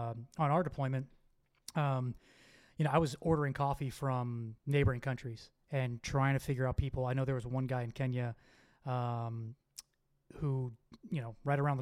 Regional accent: Miami, Florida, United States; moved away as an adult; also born or lived in Bahrain; now in Texas, United States; I grew up in Miami

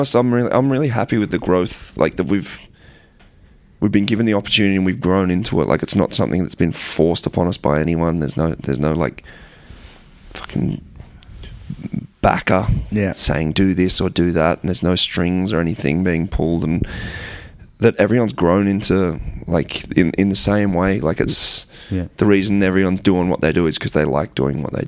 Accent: Australia; we're an Australian band

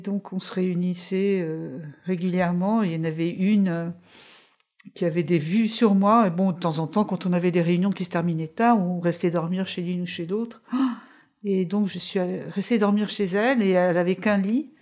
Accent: Paris, Île-de-France, France; moved away; also born or lived in Levallois-Perret / Italy; on habitait à Levallois avant et quand on a déménagé Beauvoir de la Bastille, pendant quelques mois, je suis allée là. Après, je suis allée sur l'île Saint-Louis

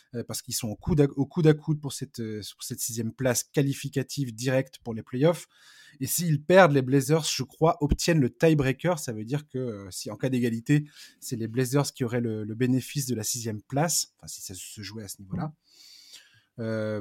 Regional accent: Breton, Brittany, France; je suis pas normand, je suis breton

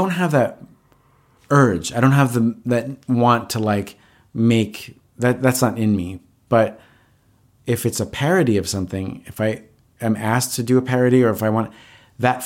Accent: Valley Stream, New York, United States; I grew up in Long Island.

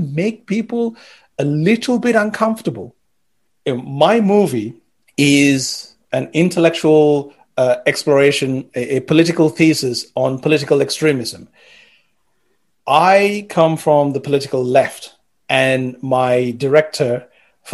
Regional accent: Sri Lanka; moved away as an adult; So growing up in Sri Lanka, when you're growing up there

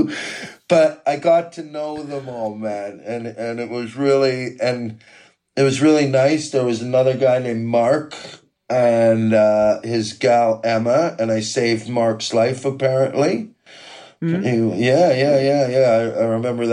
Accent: Quesnel, British Columbia, Canada; moved away as an adult; now in United Kingdom; growing up in Quesnel and learning how not to get my head fucking kicked in this small South Park town

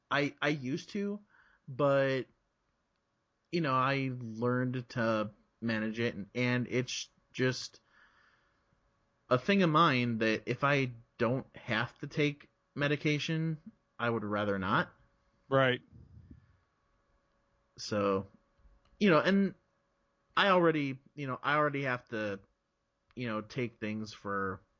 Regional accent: Chicago, Illinois, United States; also born or lived in South Florida, United States; I was I was born in South Florida. Okay. And my family moved to Chicago when I was like three.

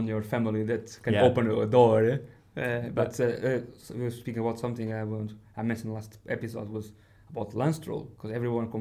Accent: Portugal; moved away; when I grew up in Portugal

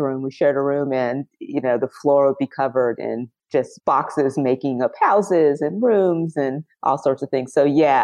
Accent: Los Angeles, California, United States; also born or lived in Compton, California; I'm a California native. I've lived other places, but I was born and raised in and around Los Angeles. Compton is where I was born

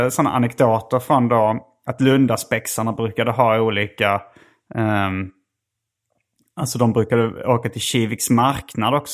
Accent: Lund, Skåne, Sweden; jag har vuxit upp i Lund

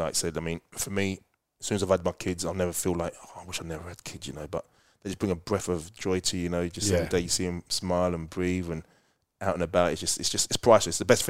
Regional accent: London, United Kingdom; because I'm not a teacher, I'm more, because I'm like from London.

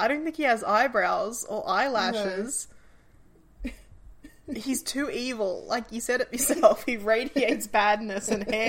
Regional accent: Australia; I'm Australian.

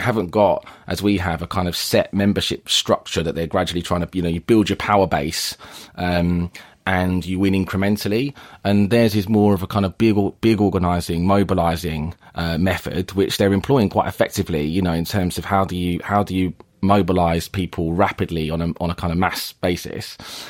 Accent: Forest Hill, London, United Kingdom; I grew up in Forest Hill in southeast London.

